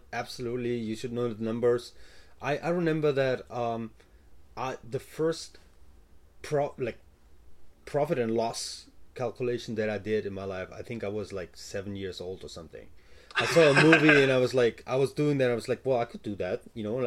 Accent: Germany; moved away; I'm from Germany, so I started businesses before in Germany

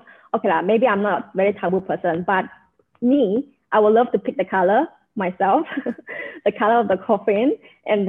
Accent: Malaysia; also born or lived in Johor, Malaysia / Penang, Malaysia; now in Brunei; I grew up in Malaysia

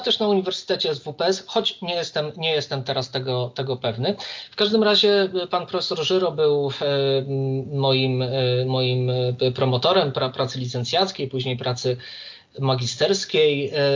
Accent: Warsaw, Masovian Voivodeship, Poland; jestem z Warszawy

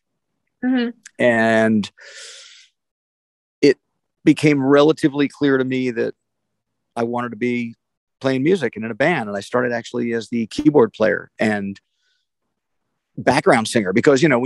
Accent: New Jersey, United States; also born or lived in New York City, New York; I was born in New York City, and my part of our family moved to the suburbs for schooling, basically. You know, so I was a New Jersey kid through high school and at college

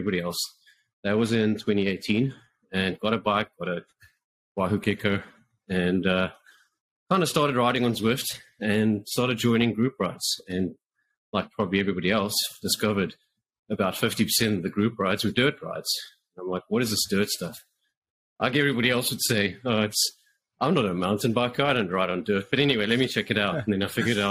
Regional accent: South Africa; moved away as an adult; now in Canada; I'm actually from South Africa originally. Moved to Canada in 2016.

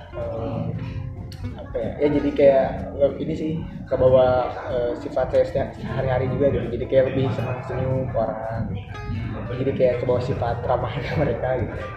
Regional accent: Bandung, West Java, Indonesia; lahirnya di Bandung 12 eh, Oktober. Saya asli Bandung.

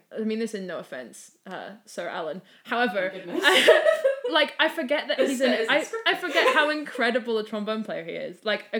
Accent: Scotland, United Kingdom; we're Scottish, so we shouldn't be afraid of the rain.

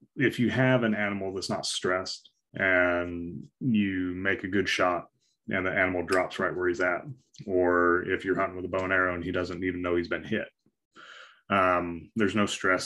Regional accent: Wyoming, United States; moved away; I grew up in Wyoming

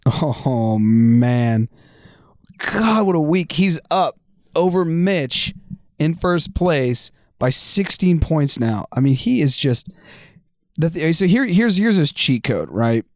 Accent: United States

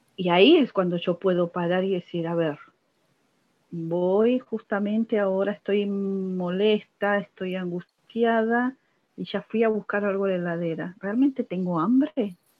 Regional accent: Buenos Aires, Argentina; soy de Buenos Aires

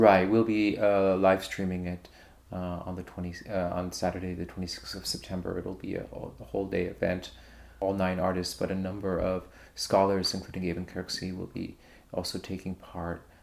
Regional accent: New York, United States; moved away as an adult; now in Berlin, Germany; I'm originally from New York, but I moved to Berlin in 1998

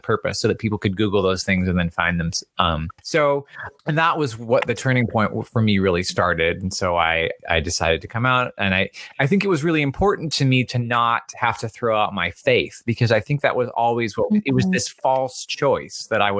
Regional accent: the South, United States; I grew up in the South

